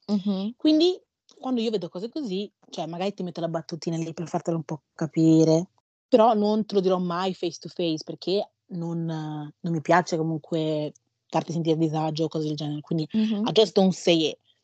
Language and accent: Italian; Ghana; Io sono nata in Ghana